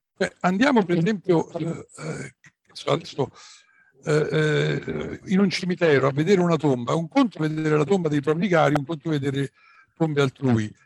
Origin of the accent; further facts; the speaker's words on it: Rome, Lazio, Italy; also born or lived in Tuscany; io sono romano, veramente.